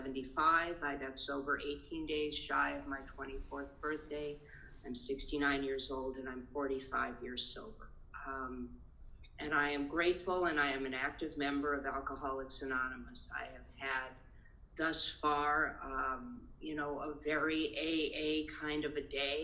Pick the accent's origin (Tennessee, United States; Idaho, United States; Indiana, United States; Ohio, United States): Idaho, United States; Boise; I am a Jew from Boise, Idaho